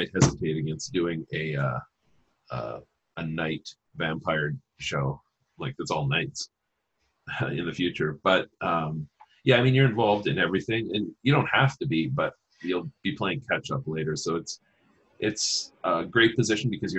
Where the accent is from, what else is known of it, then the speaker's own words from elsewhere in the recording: Saskatchewan, Canada; I'm from Saskatchewan